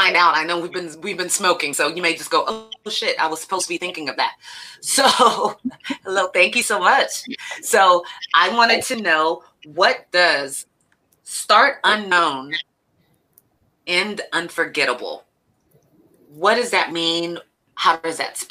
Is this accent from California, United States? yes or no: yes; Elk Grove, California, United States; I grew up in Elk Grove